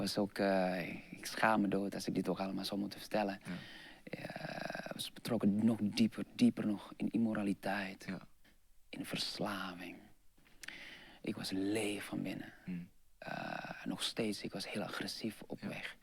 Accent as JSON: {"language": "Dutch", "region": "Jakarta", "country": "Indonesia", "also_born_or_lived": "Eindhoven, Netherlands", "second_language": "Dutch", "moved": "yes", "said": "Ik zei van, nou Jakarta"}